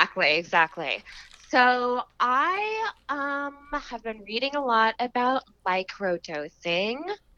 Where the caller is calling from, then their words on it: Austin, Texas, United States; I am calling you from Austin, Texas.